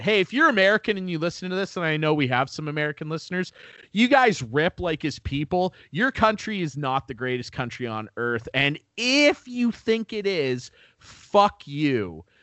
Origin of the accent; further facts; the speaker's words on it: Canada; I love being Canadian.